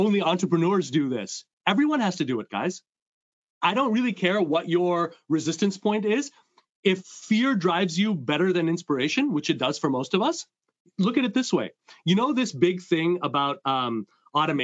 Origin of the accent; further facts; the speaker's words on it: Montreal, Quebec, Canada; I come from two Indian immigrants growing up in Montreal